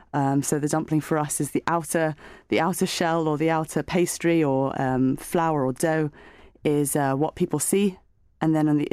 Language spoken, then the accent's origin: English; Hong Kong; So I grew up in Hong Kong and then worked in China